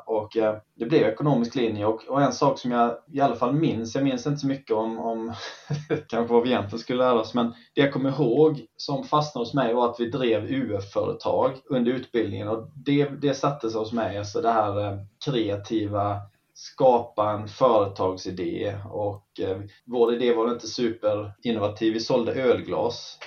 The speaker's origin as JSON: {"language": "Swedish", "town": "Karlskrona", "region": "Blekinge", "country": "Sweden", "moved": "as an adult", "said": "Jag är från eh, Karlskrona från början, eller från Jämjö, strax utanför Karlskrona"}